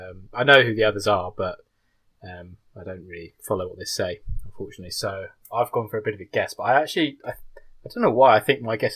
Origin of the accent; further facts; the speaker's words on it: London, United Kingdom; now in New Zealand; Joe and I grew up in London.